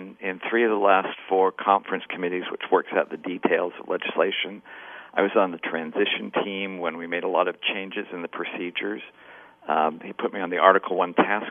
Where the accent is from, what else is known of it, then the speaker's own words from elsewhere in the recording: Kaysville, Utah, United States; now in Brigham City, United States; I was born and raised in Kaysville in Davis County, but I've lived roughly the last 40-plus years in Brigham City